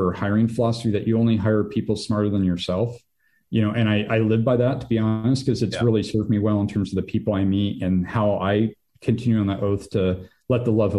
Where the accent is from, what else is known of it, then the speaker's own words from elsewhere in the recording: Reno, Nevada, United States; No, my parents live in Reno. So I grew up in Reno.